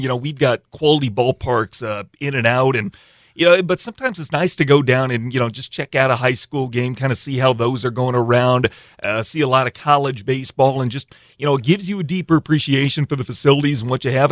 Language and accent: English; Iowa, United States; now in Sioux Falls, United States; growing up in Iowa